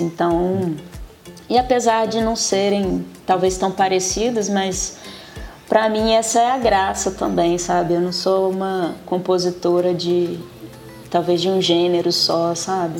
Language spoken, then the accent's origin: Portuguese; Vitória, Espírito Santo, Brazil; moved away as an adult; now in Belo Horizonte, Brazil; Quando eu saí de Vitória